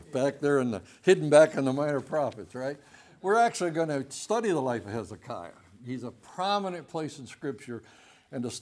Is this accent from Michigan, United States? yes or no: yes; Michigan, United States; When I was growing up in Michigan, I went to a Christian school.